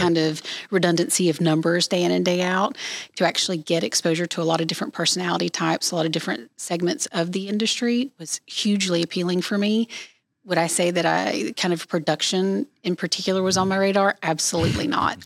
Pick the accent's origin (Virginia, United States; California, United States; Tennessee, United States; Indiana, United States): Tennessee, United States; East; I grew up, born and raised in East Tennessee